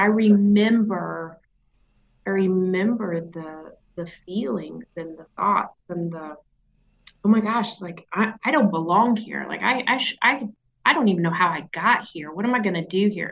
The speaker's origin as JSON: {"language": "English", "region": "the South", "country": "United States", "accent": "southern"}